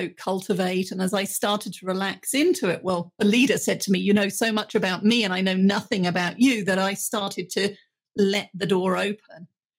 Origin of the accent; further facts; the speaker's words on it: United Kingdom; being British